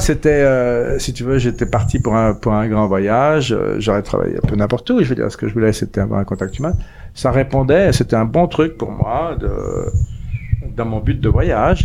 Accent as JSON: {"language": "French", "town": "Paris", "region": "Île-de-France", "country": "France", "tie": "born or raised there", "also_born_or_lived": "Zurich, Switzerland", "moved": "as an adult", "lives_now": "Auroville, India", "said": "je suis parisien"}